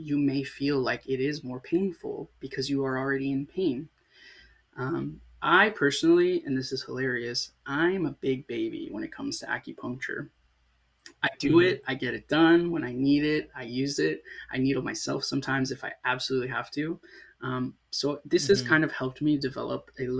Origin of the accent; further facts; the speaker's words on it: Sarasota, Florida, United States; also born or lived in South Texas; I grew up in a town called Sarasota